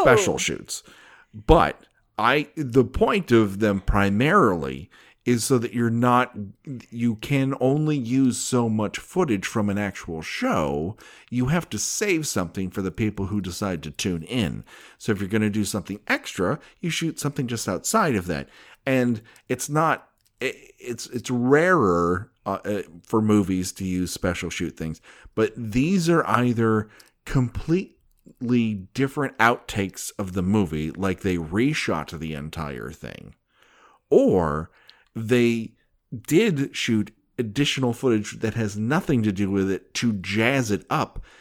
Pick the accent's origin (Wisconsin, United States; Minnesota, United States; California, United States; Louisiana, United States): California, United States; Glendale; I'm from Glendale, California